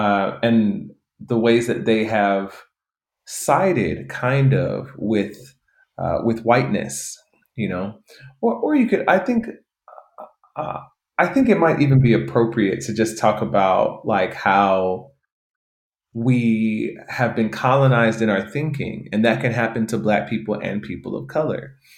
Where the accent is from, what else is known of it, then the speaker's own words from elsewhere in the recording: United States; growing up in the United States.